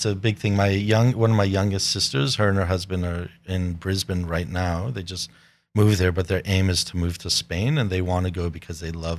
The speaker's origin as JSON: {"language": "English", "country": "Papua New Guinea", "tie": "born or raised there", "also_born_or_lived": "United States", "said": "Growing up in Papua New Guinea. That was the biggest life experience, you know, like going from these rich suburbs of the US to Papua New Guinea"}